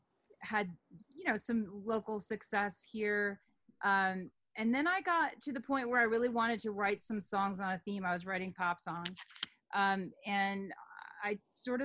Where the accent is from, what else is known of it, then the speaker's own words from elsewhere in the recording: Omaha, Nebraska, United States; moved away as an adult; also born or lived in New York City / Texas / Berkeley; I grew up in Omaha, Nebraska until I was 18.